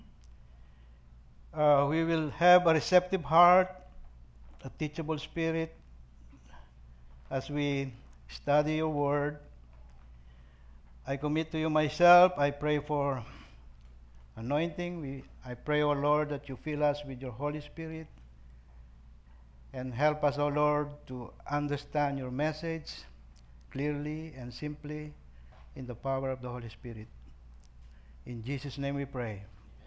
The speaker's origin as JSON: {"language": "English", "area": "Pampanga", "region": "Central Luzon", "country": "Philippines", "tie": "born or raised there", "also_born_or_lived": "Manila, Philippines", "moved": "as an adult", "lives_now": "Sacramento, United States", "said": "I grew up in Pampanga, the province of your very own Pastor Danny Perez"}